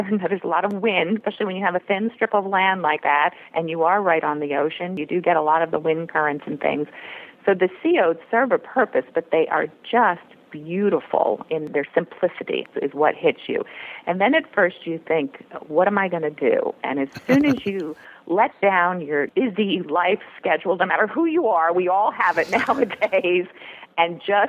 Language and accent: English; Maryland, United States; now in Manhattan, United States; I grew up in Maryland, and we actually vacationed in the Outer Banks since we were kids.